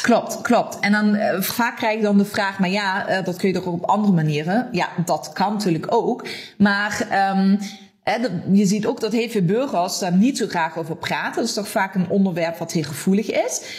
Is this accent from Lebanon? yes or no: no; Germany; Dutch is a second language; also born or lived in Limburg, Netherlands; now in Netherlands; Ik kom oorspronkelijk uit Duitsland, maar ik woon al heel lang in deze prachtige regio.